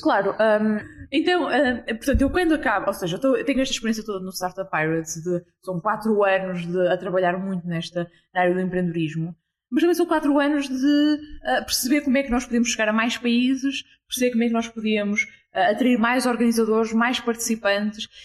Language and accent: Portuguese; Porto, Norte, Portugal; 27 anos, ah, sou do Porto